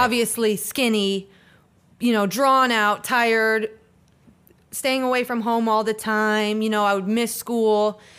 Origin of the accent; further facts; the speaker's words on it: Hudson, Florida, United States; also born or lived in Pontiac, Michigan; my family decided to move down here to Florida when I was about eleven